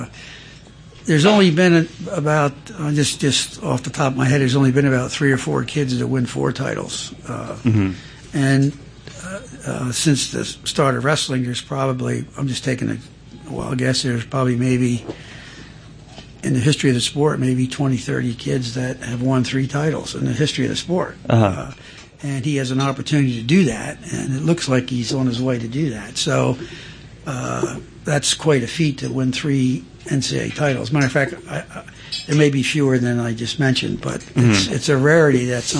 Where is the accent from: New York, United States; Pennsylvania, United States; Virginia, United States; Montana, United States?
Pennsylvania, United States; now in North Carolina, United States; I'm from Pennsylvania